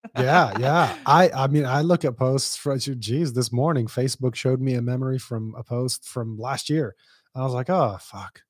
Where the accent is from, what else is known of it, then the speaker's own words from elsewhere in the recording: Dubai, United Arab Emirates; moved away; I grew up in Dubai